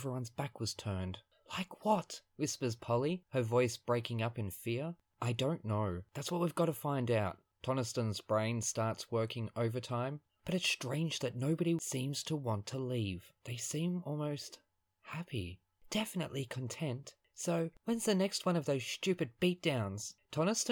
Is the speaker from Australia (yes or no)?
yes; Australia; I am Australian, and I will get in trouble by my teachers for saying